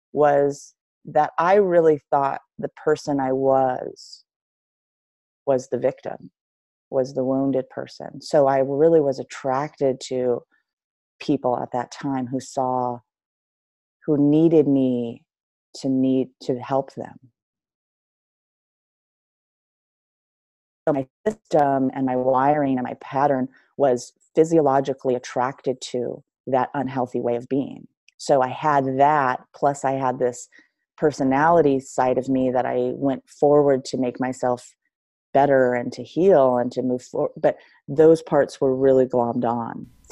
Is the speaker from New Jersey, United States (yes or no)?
no; Long Beach, California, United States; born or raised there